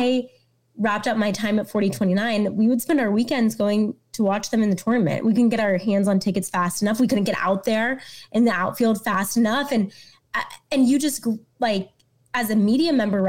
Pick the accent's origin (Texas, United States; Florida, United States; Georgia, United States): Florida, United States; Miami; moved away as an adult; also born or lived in Fort Lauderdale / North Carolina / Greenville, Mississippi / Fayetteville, Arkansas; now in Chicago, United States; I'm from Miami